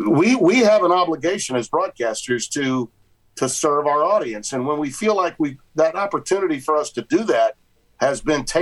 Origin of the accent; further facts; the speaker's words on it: United States; as an American